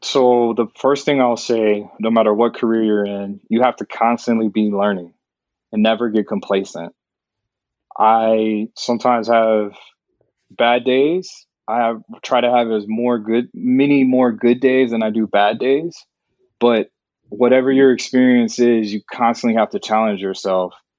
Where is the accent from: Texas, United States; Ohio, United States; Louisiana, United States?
Texas, United States; Dallas; moved away; also born or lived in New York; I'm from Dallas